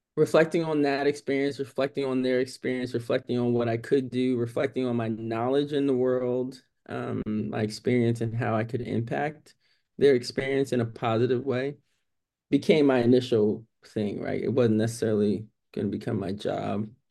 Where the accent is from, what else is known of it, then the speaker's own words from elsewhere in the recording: New York City, New York, United States; moved away; I am from New York City, right? It, it's very different growing up in New York City as a black young girl